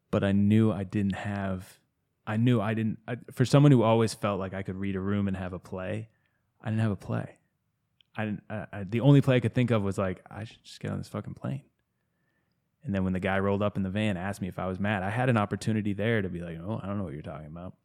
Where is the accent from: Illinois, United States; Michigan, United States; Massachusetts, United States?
Massachusetts, United States; outside of Boston; now in Asheville, United States; I grew up outside of Boston